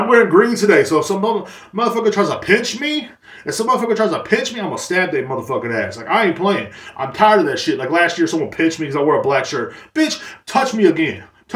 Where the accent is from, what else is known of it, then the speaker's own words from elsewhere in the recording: United States; us Americans